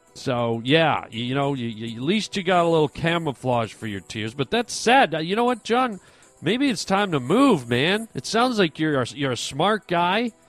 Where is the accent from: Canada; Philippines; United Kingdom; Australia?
Canada; Toronto, Ontario; moved away; I'm from Toronto originally